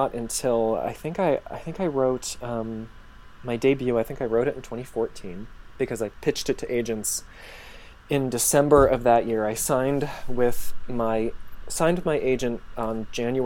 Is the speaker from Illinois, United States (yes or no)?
no; Michigan, United States; also born or lived in Los Angeles / Finland; now in Chicago, United States; I grew up in Michigan.